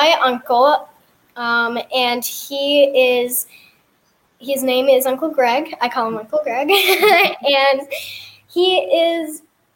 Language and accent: English; Texas, United States; also born or lived in Hawaii; I was born in Texas, of course, and then I moved to Hawaii for a little bit and lived there for a year and a half, and then we moved back here